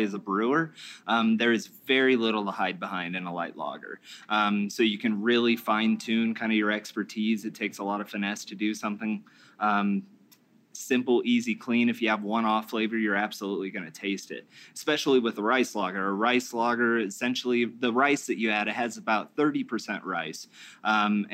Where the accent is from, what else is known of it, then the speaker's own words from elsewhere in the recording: Fort Collins, Colorado, United States; also born or lived in Oregon; now in Denver, United States; we're from Fort Collins